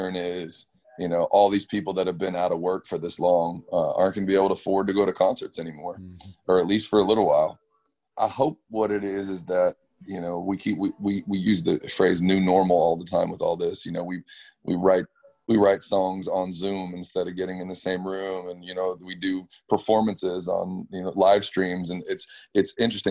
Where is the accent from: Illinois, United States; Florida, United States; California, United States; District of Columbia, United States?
California, United States; Orange County; I was raised in Orange County